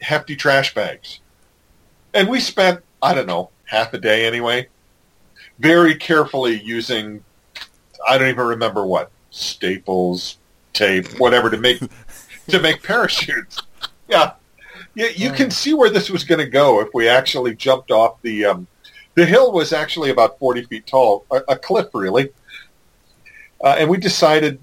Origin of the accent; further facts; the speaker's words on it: New England, United States; I grew up in New England.